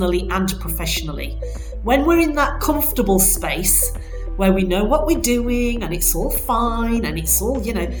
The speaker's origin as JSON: {"language": "English", "town": "Bradford", "region": "Yorkshire and the Humber", "country": "United Kingdom", "moved": "yes", "said": "I'm actually originally from Bradford"}